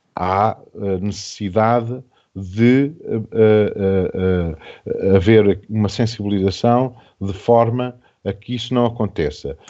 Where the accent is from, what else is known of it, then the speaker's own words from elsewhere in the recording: Portugal; enquanto portugueses